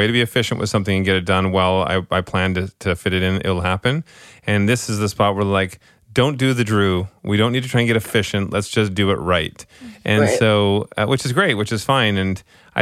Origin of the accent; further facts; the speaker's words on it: Scotland, United Kingdom; I'm Scottish